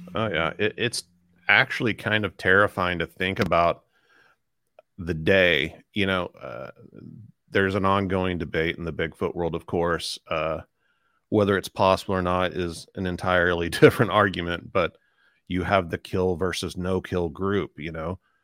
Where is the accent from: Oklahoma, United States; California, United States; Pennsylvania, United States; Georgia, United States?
Oklahoma, United States; Tulsa; I grew up in Tulsa, Oklahoma. I still live in the same house I grew up